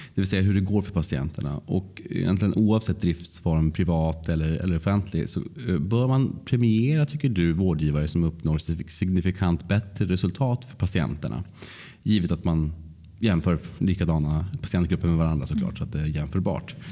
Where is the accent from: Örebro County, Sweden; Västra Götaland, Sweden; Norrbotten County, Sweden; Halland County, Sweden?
Norrbotten County, Sweden; Luleå; jag kommer från Luleå